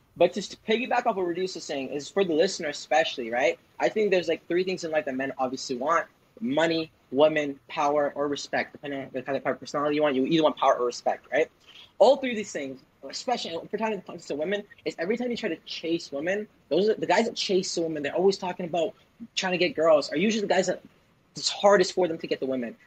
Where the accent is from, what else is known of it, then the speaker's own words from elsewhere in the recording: Toronto, Ontario, Canada; also born or lived in Vancouver; I'm from Toronto, and I went to college for Vancouver